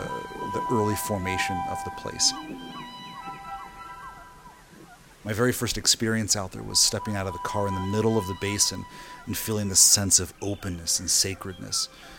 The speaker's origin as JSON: {"language": "English", "town": "Pendleton", "region": "Oregon", "country": "United States", "tie": "born or raised there", "lives_now": "Bend, United States", "said": "I'm a composer living in Bend, Oregon. I was born in Pendleton."}